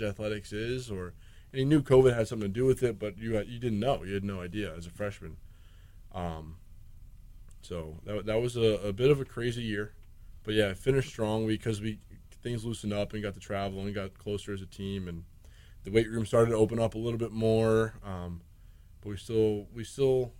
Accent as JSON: {"language": "English", "region": "New Jersey", "country": "United States", "moved": "as an adult", "lives_now": "Kingston, United States", "said": "I'm from New Jersey"}